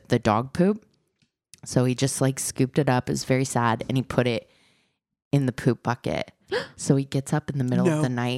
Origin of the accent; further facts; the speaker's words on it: Midwest, United States; accent: Midwest; I slip uber Midwest in my accent